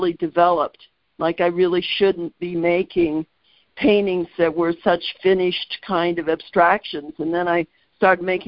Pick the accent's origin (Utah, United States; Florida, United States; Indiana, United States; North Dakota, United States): Indiana, United States; also born or lived in Nebraska; we moved to Indiana when I was like 7